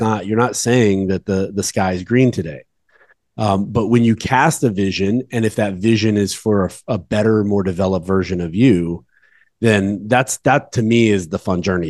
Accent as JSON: {"language": "English", "area": "Dallas-Fort Worth area", "region": "Texas", "country": "United States", "said": "I'm from the Dallas Fort Worth area"}